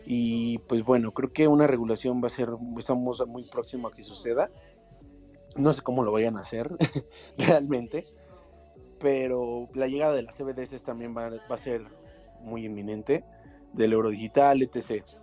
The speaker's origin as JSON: {"language": "Spanish", "region": "Mexico City", "country": "Mexico", "said": "eh, de la CDMX, de aquí en México."}